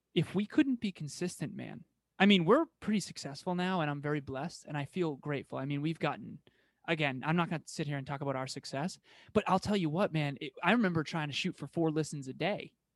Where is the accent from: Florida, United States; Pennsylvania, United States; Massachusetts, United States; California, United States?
Massachusetts, United States; first language English; born in Massachusetts, like I was